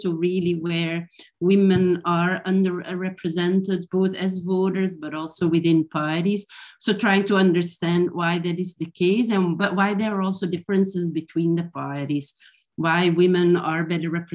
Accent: Flanders, Belgium; I grew up in Belgium and in Flanders

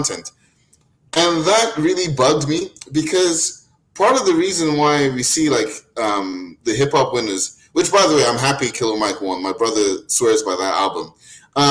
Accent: Nigeria; I'm Nigerian

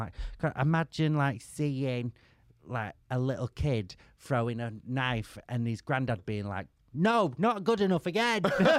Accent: Manchester, North West England, United Kingdom; In Manchester.

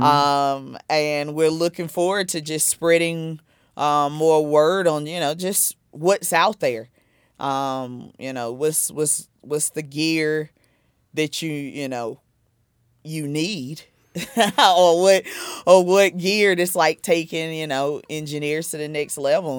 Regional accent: South Carolina, United States; now in New Jersey, United States; I'm originally from South Carolina.

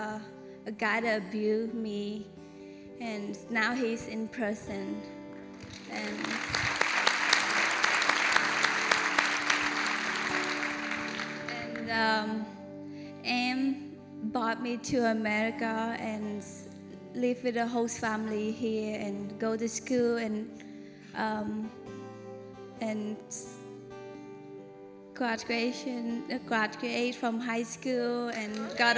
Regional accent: Cambodia; now in United States; I'm from Cambodia

